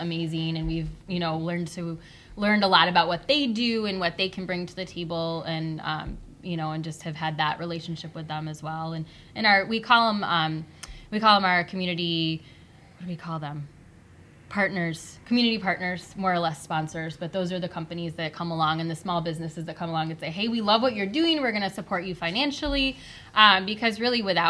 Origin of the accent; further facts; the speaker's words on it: Battle Creek, Michigan, United States; Born and raised